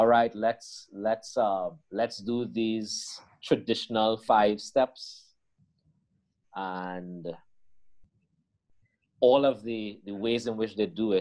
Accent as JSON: {"language": "English", "country": "Trinidad & Tobago", "said": "the identity of a Trinidadian is, and the way in which we see ourselves is very different from the way in which the Guyanese people see themselves."}